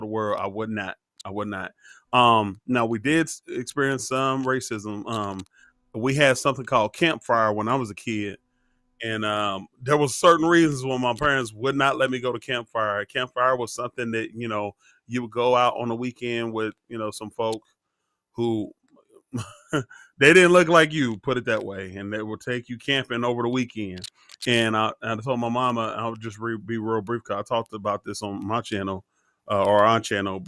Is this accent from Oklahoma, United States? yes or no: yes; Oklahoma, United States; moved away as an adult; also born or lived in Germany; born and raised Oklahoma